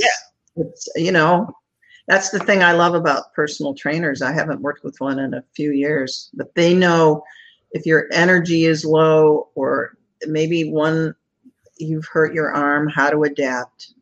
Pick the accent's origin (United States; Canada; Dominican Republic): United States; Chicago, Illinois; moved away as an adult; now in Sarasota, United States; after an entire lifetime as a Chicagoan, my husband and I moved to the Florida to Sarasota